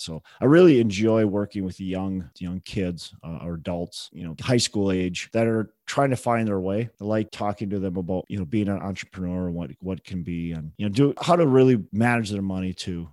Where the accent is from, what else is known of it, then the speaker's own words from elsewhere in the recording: Minneapolis, Minnesota, United States; I'm from Twin Cities.